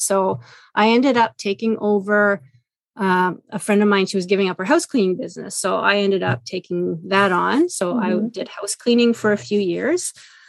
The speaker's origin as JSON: {"language": "English", "town": "Ottawa", "region": "Ontario", "country": "Canada", "tie": "born or raised there", "also_born_or_lived": "Montreal / Vancouver Island", "moved": "as an adult", "said": "So I did grow up in Ottawa. I was born in Montreal, grew up in Ottawa. I left for close to 20 years, lived on Vancouver Island with my first husband. Our kids were born there. And then I moved back here about 7 years ago."}